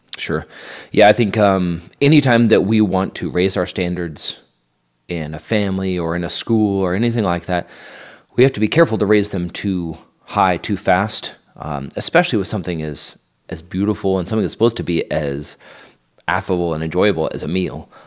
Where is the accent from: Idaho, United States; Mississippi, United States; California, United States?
Idaho, United States; moved away as an adult; also born or lived in New York; now in Kansas, United States; I'm from Idaho